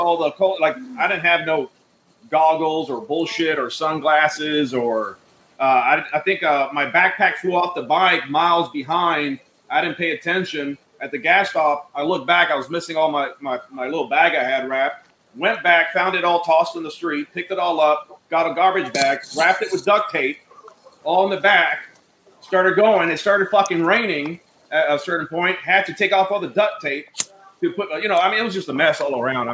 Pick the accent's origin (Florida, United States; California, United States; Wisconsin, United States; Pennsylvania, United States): Florida, United States; Miami; I'm Cuban from Miami.